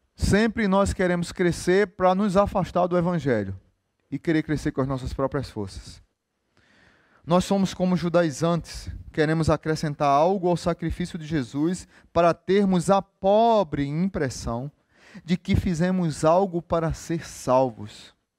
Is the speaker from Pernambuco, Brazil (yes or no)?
yes; Recife, Pernambuco, Brazil; now in Natal, Brazil; Sou de Recife